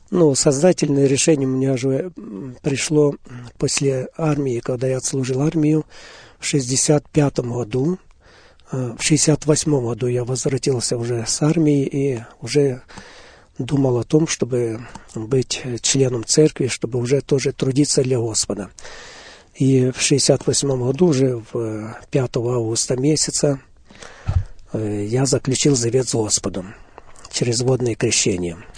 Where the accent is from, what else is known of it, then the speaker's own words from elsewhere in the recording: Hadiach, Poltava Oblast, Ukraine; now in Auburn, United States; я сам родился в Полтавской области, город Гадич, сразу в послевоенное время. Жили мы в очень разрушенном городе